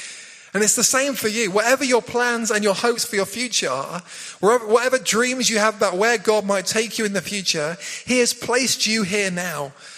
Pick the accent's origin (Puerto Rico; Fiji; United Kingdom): United Kingdom; South West England; now in High Wycombe, United Kingdom; We'd come from Cornwall. Love growing up in Cornwall. Beautiful down there by the sea.